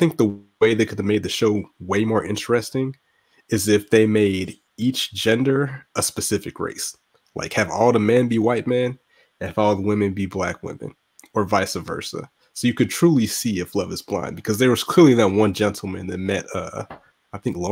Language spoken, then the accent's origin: English; Augusta, Georgia, United States; I'm from Augusta, Georgia